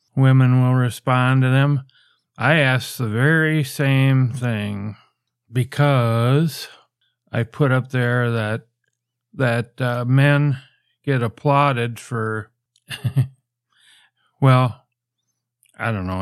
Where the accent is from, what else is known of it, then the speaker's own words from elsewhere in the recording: United States; I'm from the States